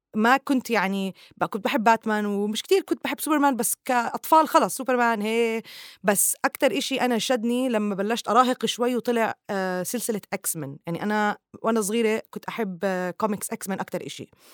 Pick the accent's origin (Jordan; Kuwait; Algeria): Jordan; now in Dubai, United Arab Emirates; من الأردن